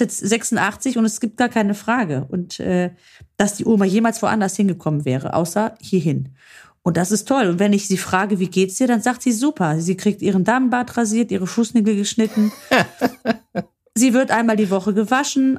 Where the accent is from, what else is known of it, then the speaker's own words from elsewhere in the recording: Germany; hier dann ansässige, gebürtige Deutsch-Griechen, sage ich jetzt mal so wie ich